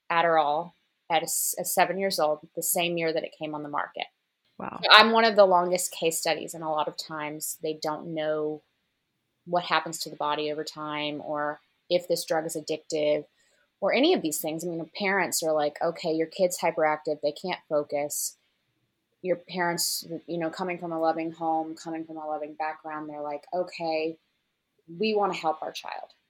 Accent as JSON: {"language": "English", "town": "Memphis", "region": "Tennessee", "country": "United States", "also_born_or_lived": "New York", "moved": "as an adult", "said": "So, I'm from Memphis, Tennessee, home of the blues."}